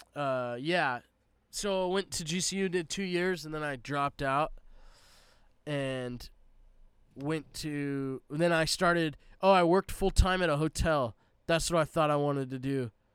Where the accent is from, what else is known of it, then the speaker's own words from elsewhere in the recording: Palm Desert, California, United States; moved away as an adult; also born or lived in Arizona / Tennessee; so I grew up in Southern California, Palm Desert specifically.